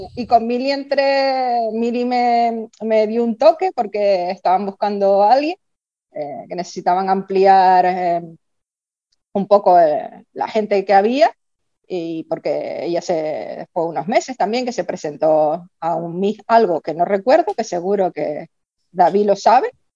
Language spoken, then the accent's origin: Spanish; Tacoronte, Canary Islands, Spain; yo soy de Tacoronte, soy de campo